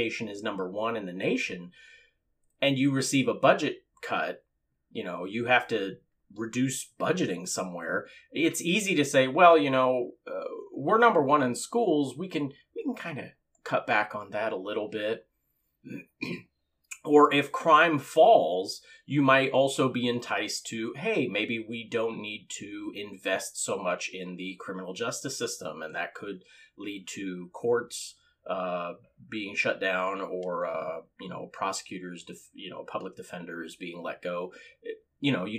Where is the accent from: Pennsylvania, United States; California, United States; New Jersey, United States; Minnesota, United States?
California, United States; also born or lived in Moreno Valley, California; I was born and raised in California